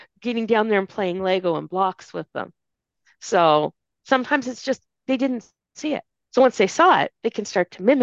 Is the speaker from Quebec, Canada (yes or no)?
no; Saint John, New Brunswick, Canada; also born or lived in Edmonton, Alberta; I'm from St. John, New Brunswick. I remember when St. John, New Brunswick was exactly that, a sea of white faces.